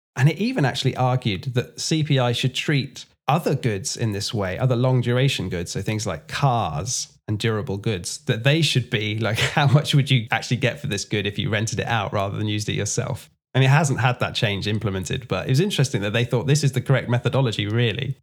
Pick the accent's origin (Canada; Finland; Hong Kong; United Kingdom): United Kingdom; England; I'm from England